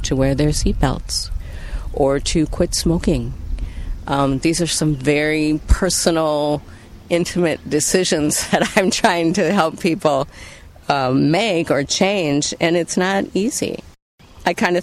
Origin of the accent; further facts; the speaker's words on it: Lower Sioux Reservation, Minnesota, United States; growing up in Native communities and spending most of my free time on the Lower Sioux Reservation